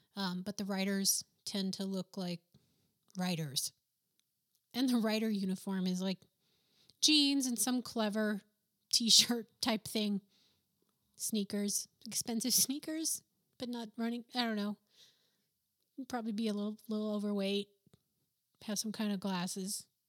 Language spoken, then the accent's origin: English; New Mexico, United States; first language English; moved away as an adult; also born or lived in Boston / New York; I'm from New Mexico, where professionals really don't did, or didn't dress all that great.